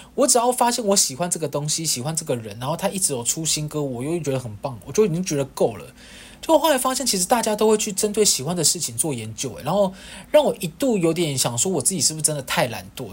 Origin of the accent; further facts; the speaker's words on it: Kaohsiung, Taiwan; moved away; 反正高雄也是我的故乡啊